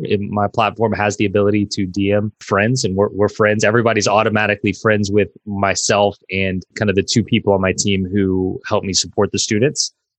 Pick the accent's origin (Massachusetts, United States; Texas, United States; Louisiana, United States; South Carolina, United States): Louisiana, United States; New Orleans; I was born and raised in New Orleans, which is the Big Easy.